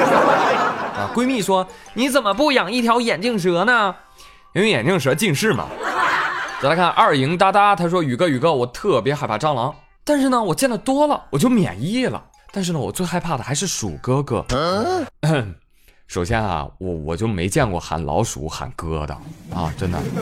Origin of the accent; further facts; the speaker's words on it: Jiangsu, China; 我是江苏人